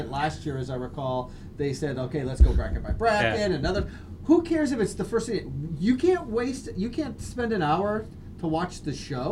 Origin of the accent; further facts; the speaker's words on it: Florida, United States; I'm from Florida, so Florida State and Florida A&M are in the same city